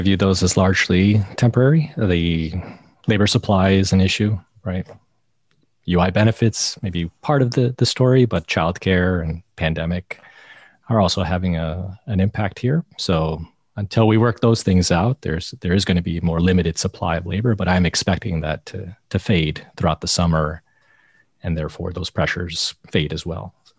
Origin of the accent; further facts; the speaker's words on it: near Detroit, Michigan, United States; I grew up near Detroit